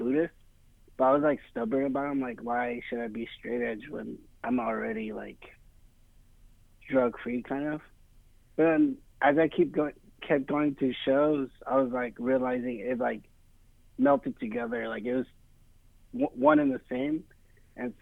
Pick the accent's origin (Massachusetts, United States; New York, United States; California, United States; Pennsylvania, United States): California, United States; Fresno; I grew up in Fresno